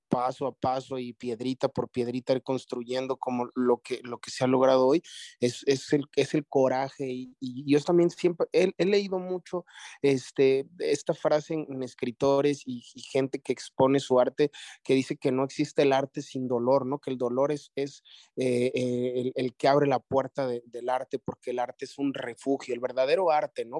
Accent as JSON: {"language": "Spanish", "country": "Mexico"}